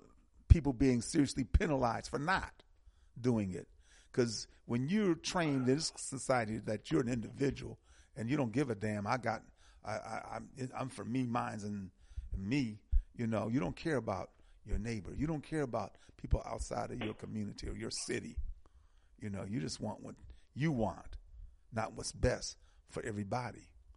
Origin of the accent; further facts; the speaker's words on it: Milwaukee, Wisconsin, United States; I'm from Milwaukee